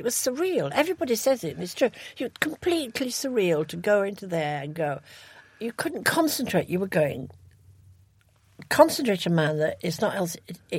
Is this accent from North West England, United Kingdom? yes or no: yes; Ashton-under-Lyne, North West England, United Kingdom; born there; I was born in Ashton-under-Lyne